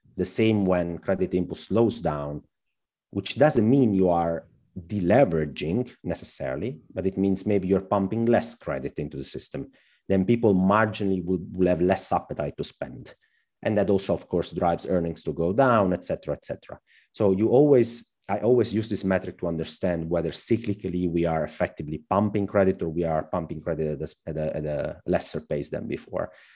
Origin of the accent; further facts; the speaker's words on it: Southern Italy, Italy; moved away as an adult; also born or lived in Germany; I came back to my hometown visiting family